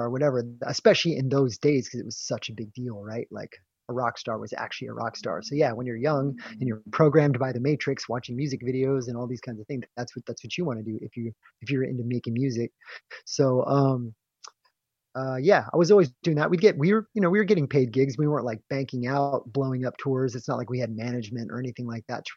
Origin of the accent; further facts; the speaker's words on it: Phoenix, Arizona, United States; moved away as an adult; also born or lived in Tempe, Arizona / Mesa, Arizona / San Diego, California / Oregon; I grew up in Phoenix. I grew up in like Tempe, Mesa, Arizona